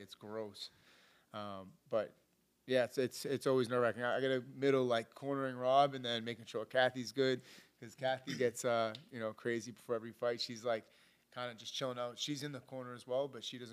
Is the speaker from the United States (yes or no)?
yes; Boston, Massachusetts, United States; I was the kid from Boston, young kid, hungry